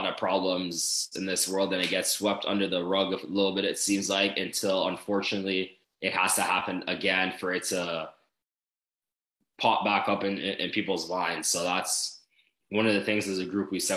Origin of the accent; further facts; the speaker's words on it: Toronto, Ontario, Canada; moved away as an adult; growing up in Canada